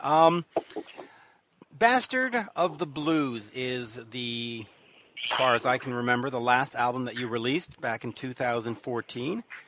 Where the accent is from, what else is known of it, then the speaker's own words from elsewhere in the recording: Canada; accent: Canadian; my Canadian accent